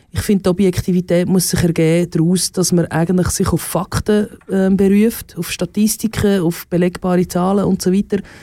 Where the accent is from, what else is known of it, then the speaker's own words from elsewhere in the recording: Switzerland; Und da sind wir Schweizer schon, schon sehr äh, grob immer noch unterwegs